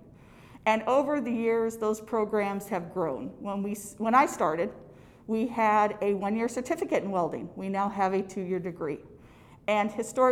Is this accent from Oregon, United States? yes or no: yes; Clatsop County, Oregon, United States; I was born and raised in Clatsop County